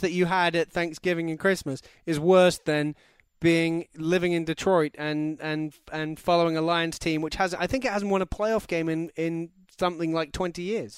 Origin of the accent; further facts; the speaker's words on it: London, United Kingdom; I'm from London.